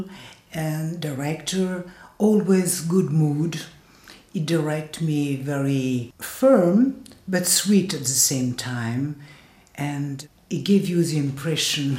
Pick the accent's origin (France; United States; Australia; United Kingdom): France; accent: French; English is a second language; my French accent